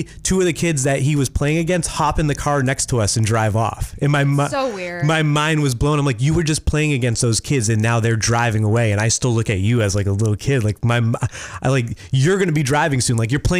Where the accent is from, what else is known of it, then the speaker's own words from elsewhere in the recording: Massachusetts, United States; now in Maine, United States; Auburn, Massachusetts. Okay. Yeah, I grew up in Mass. Clarify. Yeah, Auburn.